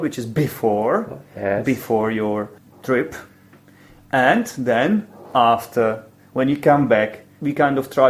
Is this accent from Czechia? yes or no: yes; Poděbrady, Central Bohemian Region, Czechia; English is a second language; Poděbrady, which is my hometown. This is where I live